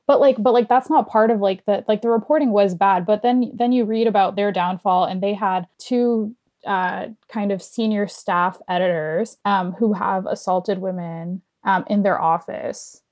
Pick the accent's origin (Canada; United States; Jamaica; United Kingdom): Canada; Toronto, Ontario; I'm not from New York, but I'm from Toronto